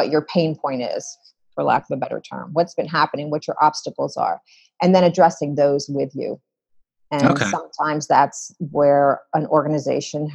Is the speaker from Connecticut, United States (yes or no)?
no; Philadelphia, Pennsylvania, United States; I came back to the States in Philadelphia, which is my hometown